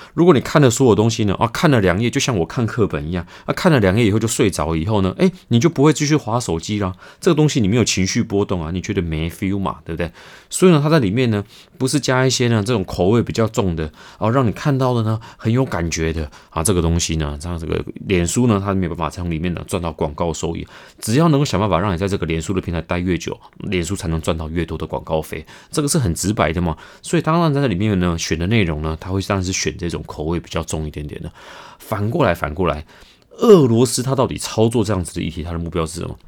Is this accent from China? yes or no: no; Taiwan; 我们台湾人